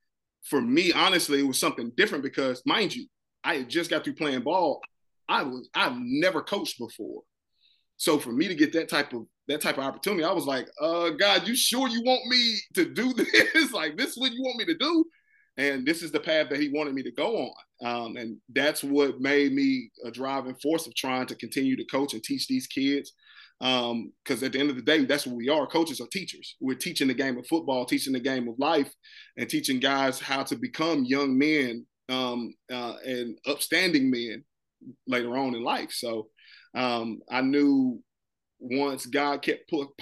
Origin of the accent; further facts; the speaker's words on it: North Carolina, United States; I'm from North Carolina